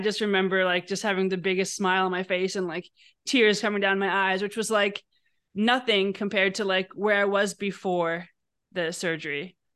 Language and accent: English; New York City, New York, United States; I grew up in New York City and skied every weekend in Vermont